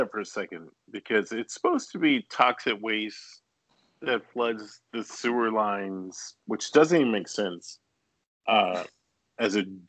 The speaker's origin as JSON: {"language": "English", "town": "Richmond", "region": "Virginia", "country": "United States", "tie": "born or raised there", "said": "So I grew up in Richmond."}